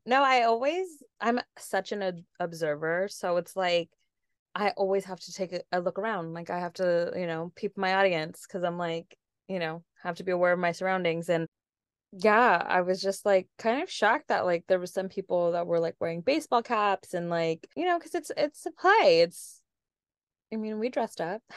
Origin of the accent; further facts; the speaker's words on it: San Diego, California, United States; I'm from San Diego, born and raised